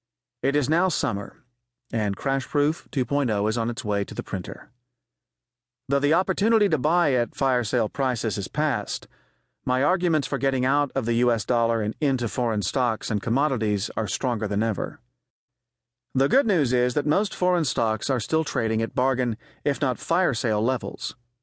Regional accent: Connecticut, United States; my home state of Connecticut

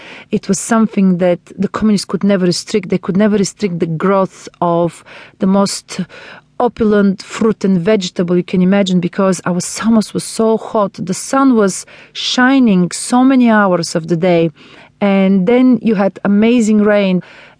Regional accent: Bulgaria; now in London, United Kingdom; I grew up in communist Bulgaria, which was very still influenced by Turkish influences.

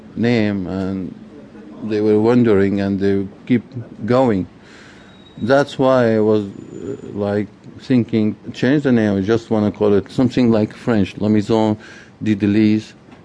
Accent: Syria; moved away

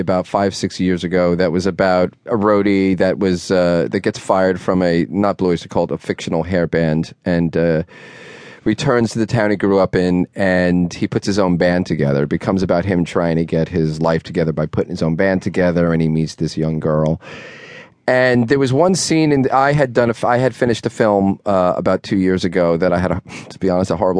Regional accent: Dix Hills, New York, United States; a friend of mine I grew up with in Dix Hills, Long Island

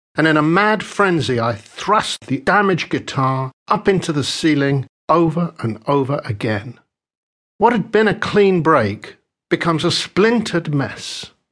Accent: London, United Kingdom; I was born in West London just as the devastating Second World War came to a close.

